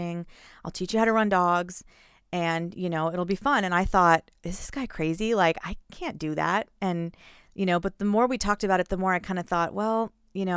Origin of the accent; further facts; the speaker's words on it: Houston, Texas, United States; moved away as an adult; I'm from Houston.